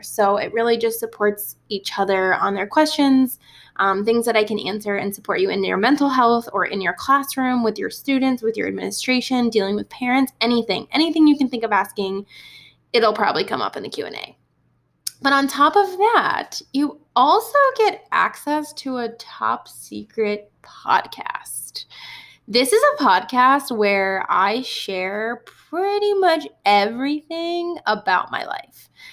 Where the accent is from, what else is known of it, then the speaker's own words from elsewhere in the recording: Ohio, United States; growing up in Ohio for a bit